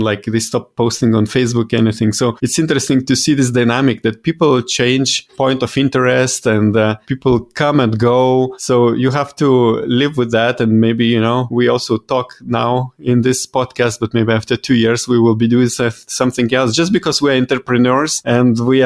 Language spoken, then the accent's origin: English; Lithuania; I'm European. I come from originally from Lithuania